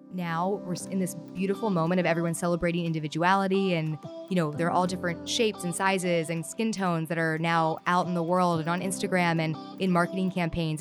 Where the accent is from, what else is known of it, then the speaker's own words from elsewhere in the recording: Southern California, United States; I grew up here in Southern California